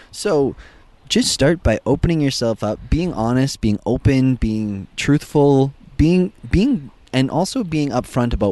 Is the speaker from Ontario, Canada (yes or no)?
no; Western Canada, Alberta, Canada; so we're from Western Canada